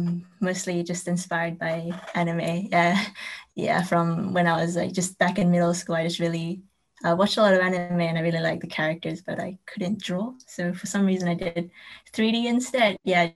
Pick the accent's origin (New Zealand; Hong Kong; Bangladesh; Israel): New Zealand; also born or lived in Taiwan; now in London, United Kingdom; Well, I was born in New Zealand, but I'm also Taiwanese. So I've been in New Zealand and Taiwan, and now I'm in London because I studied here for uni and now I'm working here as well.